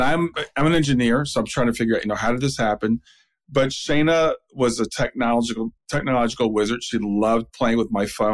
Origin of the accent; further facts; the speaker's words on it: Columbus, Ohio, United States; I grew up in Columbus. My whole family went to Ohio State.